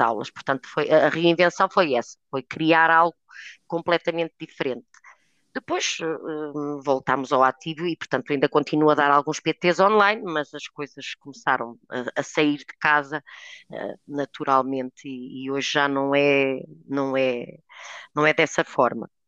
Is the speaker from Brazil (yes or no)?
no; Trás-os-Montes, Portugal; moved away as an adult; also born or lived in Porto; regresso atrás dos montes, de onde eu sou originária